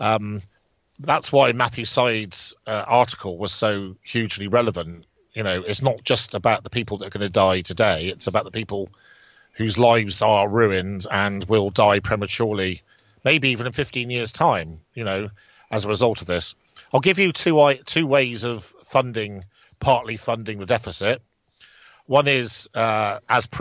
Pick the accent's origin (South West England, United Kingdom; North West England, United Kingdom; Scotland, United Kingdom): South West England, United Kingdom; Bridgwater; let's say there's 50 pubs in Bridgewater, for instance, you know, my hometown